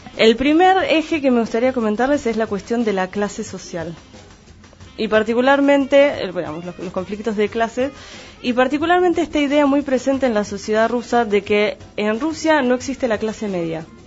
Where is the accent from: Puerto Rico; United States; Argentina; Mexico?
Argentina; la mayoría de los que estamos acá, y en la región pampeana, no así en el resto del país tal vez, eh, en general somos descendientes de inmigrantes. Sin embargo, nos consideramos argentinos porque nacimos en suelo argentino.